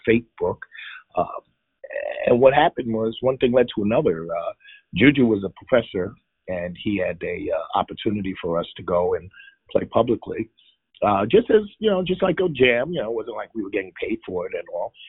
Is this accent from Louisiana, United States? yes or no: no; New York City, New York, United States; moved away as an adult; now in Coral Springs, United States; I'm originally from New York, from the Bronx, New York